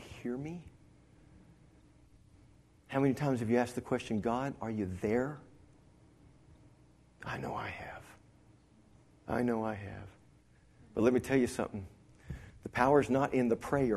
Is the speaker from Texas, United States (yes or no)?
yes; Dimmitt, Texas, United States; I grew up in Dimmitt, Texas, up in the panhandle